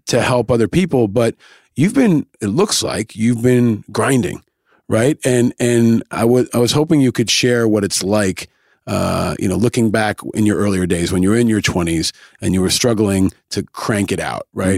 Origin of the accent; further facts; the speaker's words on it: New York, United States; I grew up in New York, but I would go to the Jersey Shore.